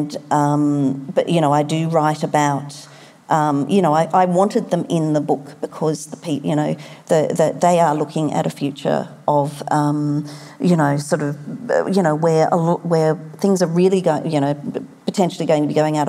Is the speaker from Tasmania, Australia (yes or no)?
no; Sydney, New South Wales, Australia; my hometown, about Sydney